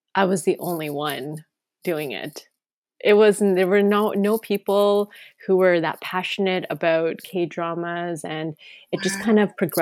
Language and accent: English; Toronto, Ontario, Canada; I was born and raised here in Toronto